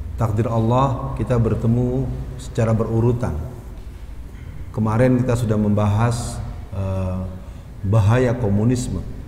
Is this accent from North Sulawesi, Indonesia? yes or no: no; Jakarta, Indonesia; bahasa saya yang dilahirkan di Jakarta itu ngegrecokin terus